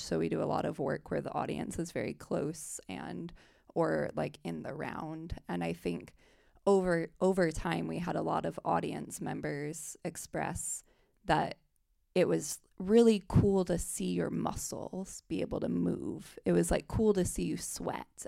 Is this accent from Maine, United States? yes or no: no; South Bend, Indiana, United States; I'm from South Bend, Indiana, and it's a smaller city